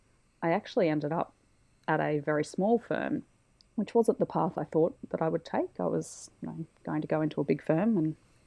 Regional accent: Mackay, Queensland, Australia; now in Brisbane, Australia; My parents are still in Mackay. It feels weird to say that I'm from Mackay though, because I only lived there for 5 years and I've now lived in Brisbane for over 20.

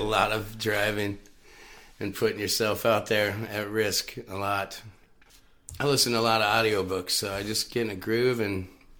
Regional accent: Knights Ferry, California, United States; also born or lived in Michigan; Yeah, like Northern Central, Oakdale, Knights Ferry, California.

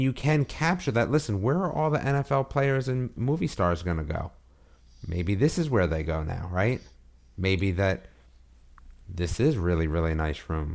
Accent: United States; now in North Carolina, United States; a giveaway that I was from one of them

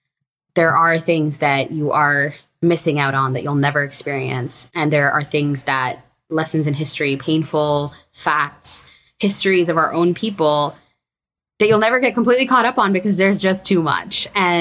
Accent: Andhra Pradesh, India; I used to define myself as a very strict, like, yeah, I'm from Andhra and I do this and I do that.

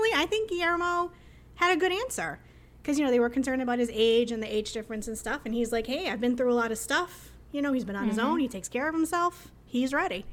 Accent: Northeast, United States; I'm from the Northeast. I say aunt. I say Kara. I say orange

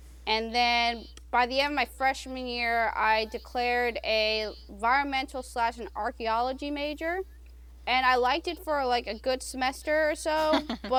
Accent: Indianapolis, Indiana, United States; my hometown in Indianapolis

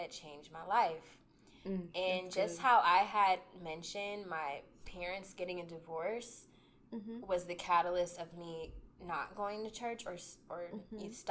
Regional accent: Columbus, Ohio, United States; I'm from Columbus, and the church was outside of Cincinnati

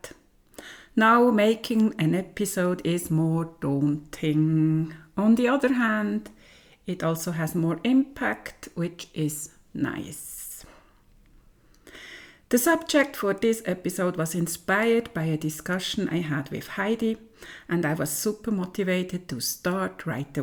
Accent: German-speaking part of Switzerland, German-speaking Switzerland, Switzerland; I come from the German-speaking part of Switzerland

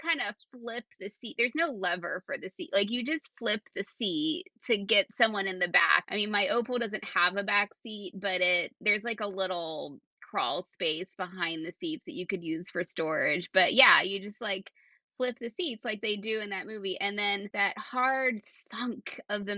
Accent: Central Pennsylvania, United States; when I got to Central Pennsylvania

